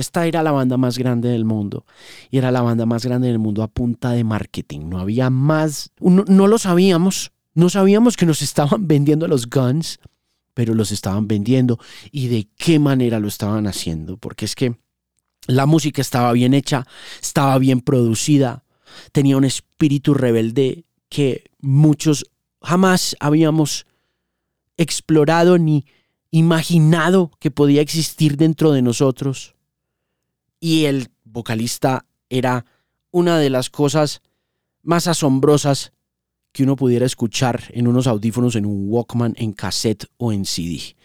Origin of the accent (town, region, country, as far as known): Manizales, Caldas, Colombia; born or raised there